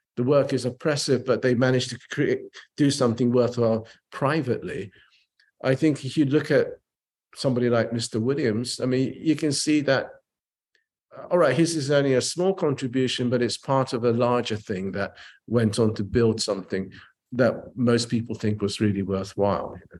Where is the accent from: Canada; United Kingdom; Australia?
United Kingdom; England; also born or lived in Japan; I was a Japanese kid growing up in England